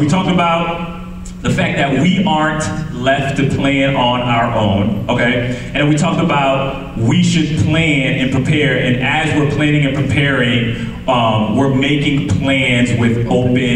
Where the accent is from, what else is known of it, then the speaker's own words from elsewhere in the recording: Connecticut, United States; moved away; I'm from Connecticut